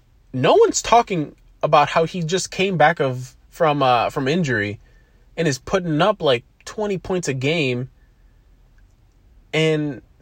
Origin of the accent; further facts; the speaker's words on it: Buffalo, New York, United States; And being a New Yorker, I don't care what part of the state you're in. I'm in Western New York, I'm in Buffalo, but I don't care what part of the state you're in.